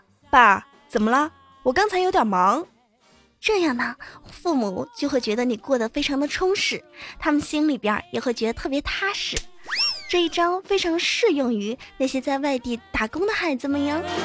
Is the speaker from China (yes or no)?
yes; China; 我们中国人别的不会，吃倒是挺在行的